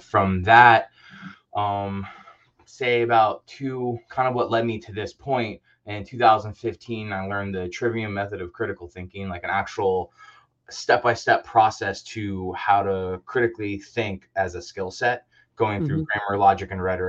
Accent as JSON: {"language": "English", "town": "Orlando", "region": "Florida", "country": "United States", "tie": "born or raised there", "moved": "as an adult", "said": "Early on, I grew up in Orlando, spent a lot of time there"}